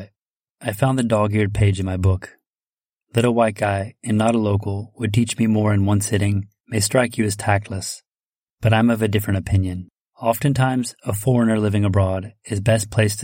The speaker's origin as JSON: {"language": "English", "country": "United States", "also_born_or_lived": "France", "moved": "yes", "said": "I'm from America"}